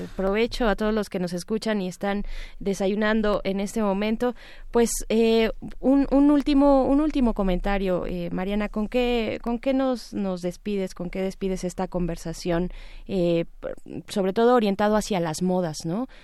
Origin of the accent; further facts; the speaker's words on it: Mexico; como mexicanos y mexicanas